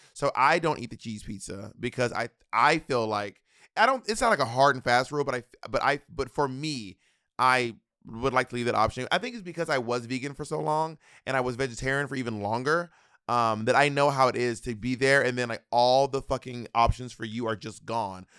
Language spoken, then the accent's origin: English; United States; as an American